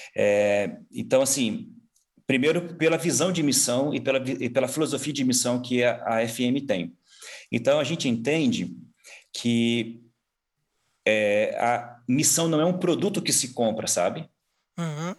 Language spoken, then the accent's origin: Portuguese; São Paulo, Brazil; moved away as an adult; also born or lived in Mongolia; Sou paulista. Nascido é. aqui, é. criado aqui, nessas, nessa, nessa região, mas na capital mesmo, ali na Zona Sul.